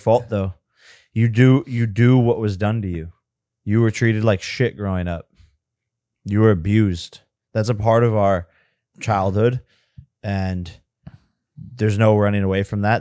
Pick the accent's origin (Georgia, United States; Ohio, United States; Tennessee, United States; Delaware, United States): Ohio, United States; Westlake; moved away; we are both from Westlake, Ohio